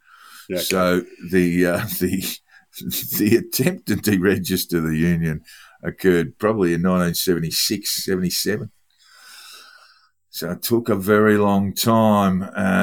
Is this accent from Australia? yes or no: yes; Melbourne, Victoria, Australia; growing up in Melbourne